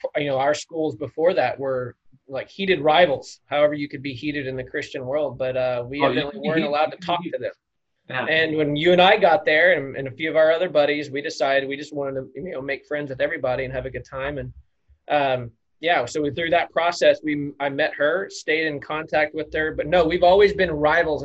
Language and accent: English; El Paso, Texas, United States; moved away as an adult; also born or lived in Dallas, Texas; now in Waco, United States; I'm originally from El Paso, and that's where Bobby and I got connected. We went to high school